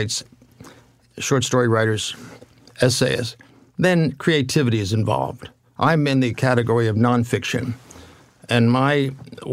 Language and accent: English; near Atlantic City, New Jersey, United States; moved away as an adult; also born or lived in Alabama; I was born near Atlantic City.